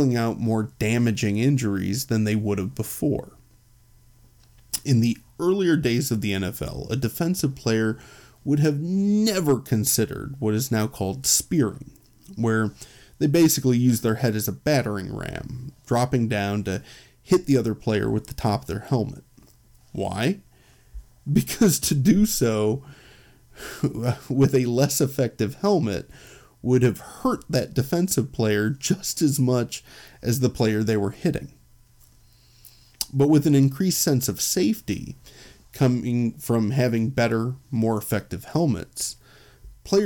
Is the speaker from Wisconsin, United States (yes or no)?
no; Chicago, Illinois, United States; I'm from Chicago